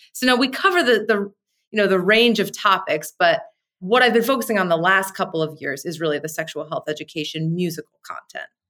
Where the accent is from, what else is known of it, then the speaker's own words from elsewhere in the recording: New Jersey, United States; I'm from New Jersey